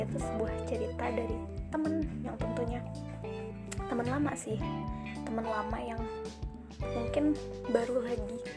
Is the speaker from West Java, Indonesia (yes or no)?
yes; West Java, Indonesia; Aku orang Sunda yang gak Sunda-Sunda banget